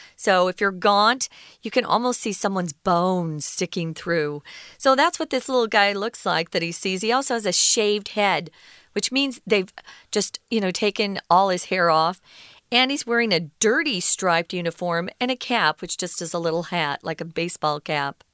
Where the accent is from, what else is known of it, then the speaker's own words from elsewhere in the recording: United States; now in Taiwan; I reside in Taiwan. I wasn't born here. I'm an American citizen, but I do reside in Taiwan